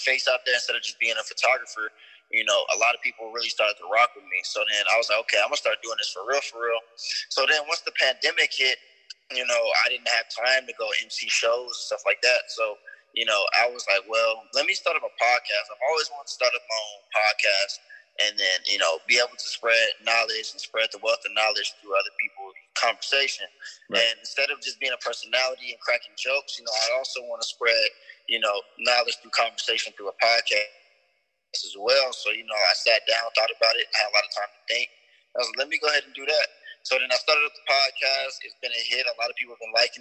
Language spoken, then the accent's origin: English; Las Vegas, Nevada, United States; I'm born and raised in Vegas.